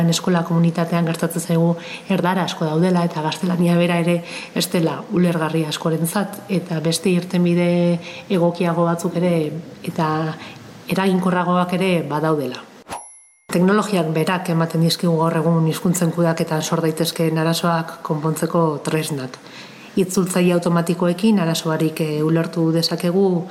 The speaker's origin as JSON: {"language": "Basque", "town": "Eibar", "region": "Basque Country", "country": "Spain", "said": "ni eibartarra naiz"}